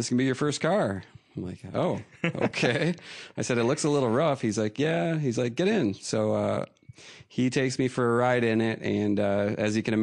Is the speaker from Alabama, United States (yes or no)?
no; Minnesota, United States; moved away as an adult; now in Atlanta, United States; I'm originally from Minnesota